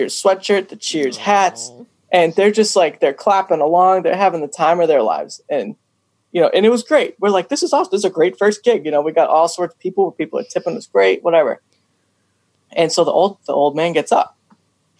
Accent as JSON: {"language": "English", "town": "Upton", "region": "Massachusetts", "country": "United States", "tie": "born or raised there", "lives_now": "Millbury, United States", "said": "So I grew up in Upton. I moved out to Millbury though."}